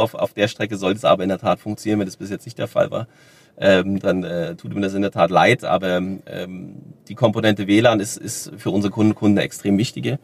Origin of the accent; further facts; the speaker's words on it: Germany; wir als Deutsche